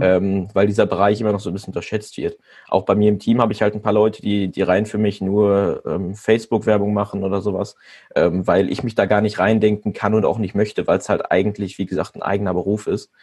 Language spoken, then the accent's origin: German; Germany; ich komme aus Pettenberg